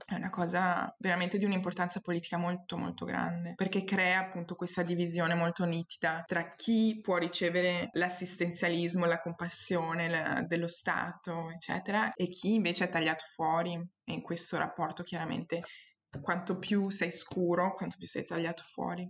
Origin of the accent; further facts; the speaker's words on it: Treviso, Veneto, Italy; moved away as an adult; also born or lived in Portugal; now in Belgium; io sono cresciuta in Italia fino ai 19, a Treviso, non so se avete presente vicino Venezia, e poi mi sono trasferita in Portogallo, ora invece sono in Belgio